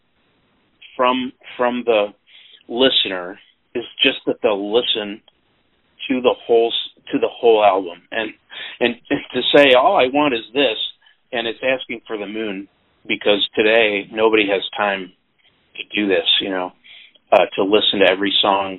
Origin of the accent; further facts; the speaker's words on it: Peoria, Illinois, United States; moved away as an adult; now in St. Louis, United States; I was born in Peoria, Illinois, which is kind of halfway between here and Chicago